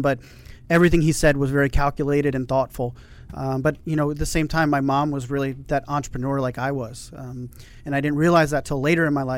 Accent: Montgomery County, Maryland, United States; I actually grew up in the Maryland area in Montgomery County.

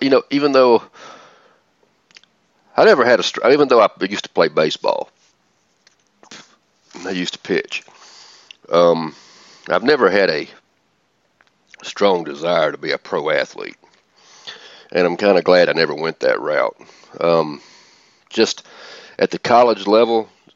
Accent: Atlanta, Georgia, United States; I'm from Atlanta

